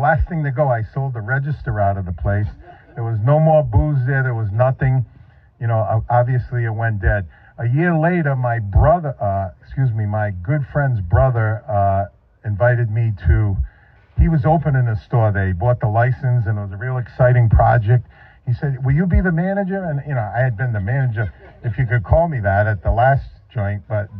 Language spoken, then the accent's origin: English; Northeast, United States; Now, he lived in the Carolinas. I was from the Northeast. I took an 18-hour bus ride